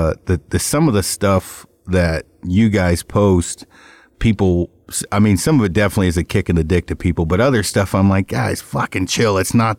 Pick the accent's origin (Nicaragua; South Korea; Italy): South Korea; now in United States; when I first got here from, when I came over from Korea, it was the first year there was a draw here.